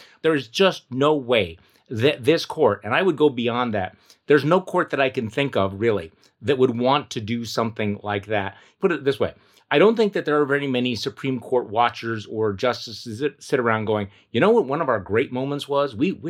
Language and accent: English; Wisconsin, United States; My home state Wisconsin